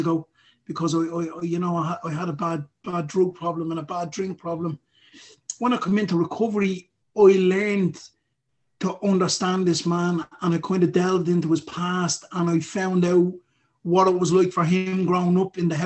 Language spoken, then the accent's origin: English; Dublin, Leinster, Ireland; I grew up in Ballymun and went to school in Ballymun as a young lad